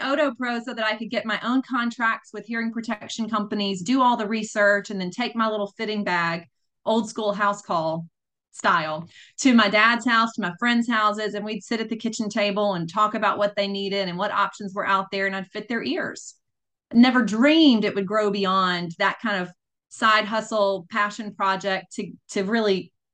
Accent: Grenada, Mississippi, United States; I was born and raised in Grenada, Mississippi, which is about 90 miles south of Memphis, Tennessee.

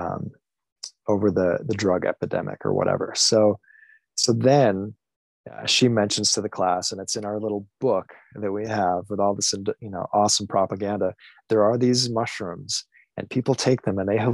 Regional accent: Michigan, United States; I grew up in Michigan, had a thoroughly Midwest upbringing

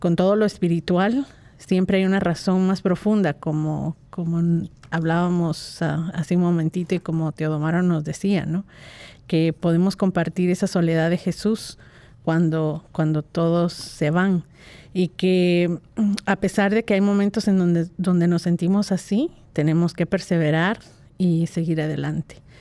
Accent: Guatemala; pensaba mucho en las Navidades de mi niñez y eh, cómo, las vivía eh, en, Guatemala

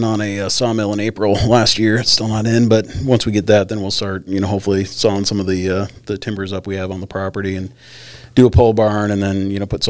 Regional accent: Glennallen, Alaska, United States; growing up in Glen Allen

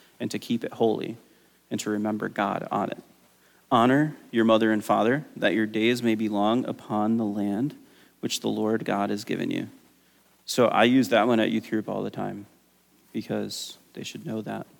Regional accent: United States; as an American

